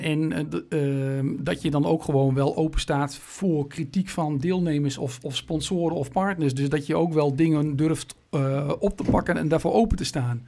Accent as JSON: {"language": "Dutch", "area": "Meppel", "region": "Drenthe", "country": "Netherlands", "said": "als Noorderlingen in Meppel"}